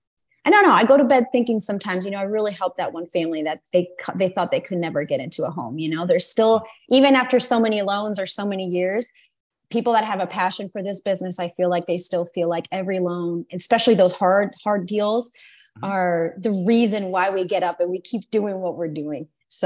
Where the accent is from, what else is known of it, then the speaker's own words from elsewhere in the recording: United States; born there; English is a second language; Just to practice English, and you know, I was born in the US. I'm an American citizen, so it's like they felt like I had to come back to the home country, you know, to get like a feel of where I was from.